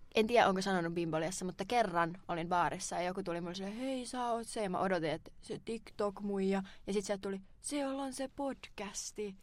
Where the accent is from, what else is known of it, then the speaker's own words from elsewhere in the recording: Turku, Southwest Finland, Finland; mä oon turkulainen